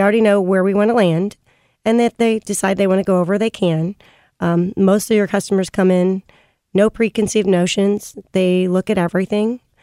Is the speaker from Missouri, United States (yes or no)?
yes; St. Louis, Missouri, United States; I was born and raised in Saint Louis.